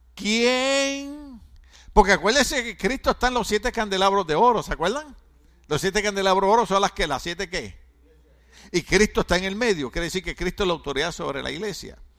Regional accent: Puerto Rico; moved away

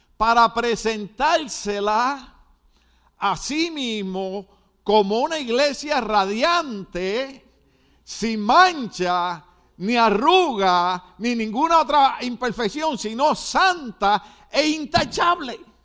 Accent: Puerto Rico; also born or lived in New York City, United States; now in United States; En Puerto Rico decimos, no te puedes dormir en laureles

